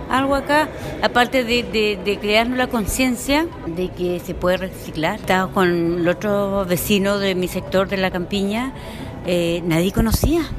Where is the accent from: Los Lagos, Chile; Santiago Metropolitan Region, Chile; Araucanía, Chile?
Los Lagos, Chile; Primera vez que ingreso a Calmam, soy chilota.